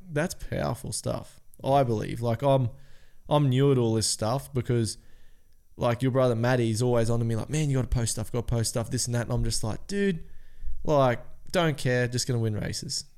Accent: Cairns, Queensland, Australia; We're from Cairns.

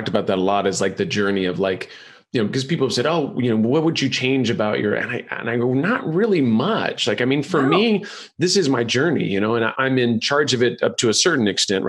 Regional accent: Ireland; see, I'm Irish and I have this very beautiful milky white skin

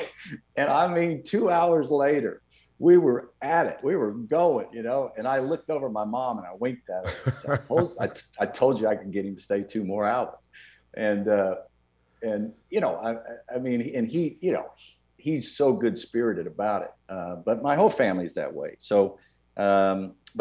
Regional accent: Irving, Texas, United States; I grew up in Irving, Texas in a pretty darn good decade, the 70s

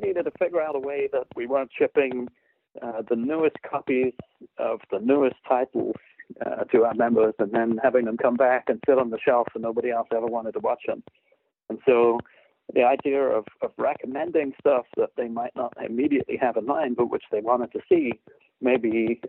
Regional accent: United Kingdom; which, of course, me as a Brit

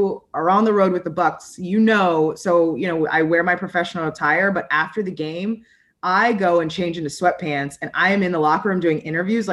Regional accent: United States; now in Midwest, United States; I grew up right outside of Washington, D.C.

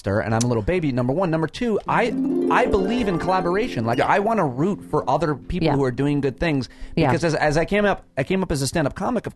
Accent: Syracuse, New York, United States; I grew up in upstate New York

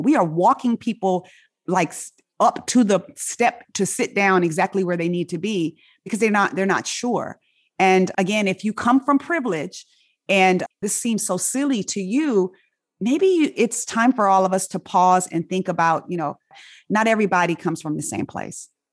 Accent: Inglewood, California, United States; accent: African-American vernacular; first language African-American Vernacular English; moved away; I grew up in Inglewood, California.

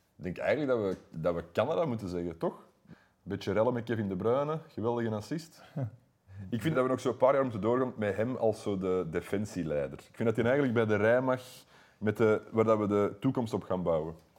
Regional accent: Wilrijk, Flanders, Belgium; geboren in Wilrijk, ik ook

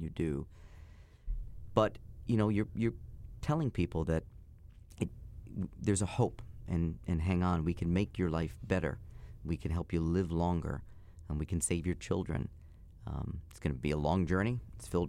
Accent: New Jersey, United States; my dad was a cop growing up in North Jersey

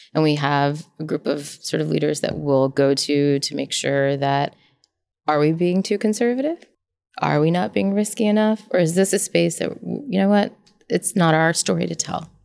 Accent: United States; I was born in the States.

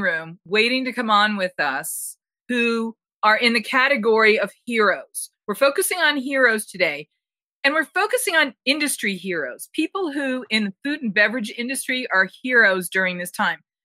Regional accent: Boston, Massachusetts, United States; also born or lived in Jersey Shore; I'm originally from Boston, but I spent my first summers at the Jersey Shore

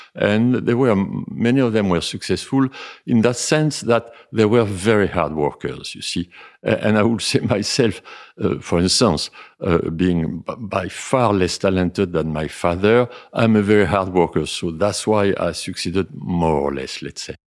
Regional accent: Libourne, Nouvelle-Aquitaine, France; English is a second language; I really uh, grew up a few miles from here, uh, where my father and where I live myself uh, after with my mother for so long, uh, more than 60 years, Chateau Videlot, which is uh, in the suburbs of Libourne

